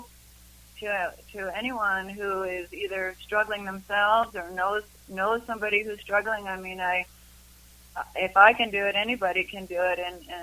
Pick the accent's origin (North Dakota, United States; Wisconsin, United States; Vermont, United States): Wisconsin, United States; Madison; now in Boulder, United States; I grew up in Madison, Wisconsin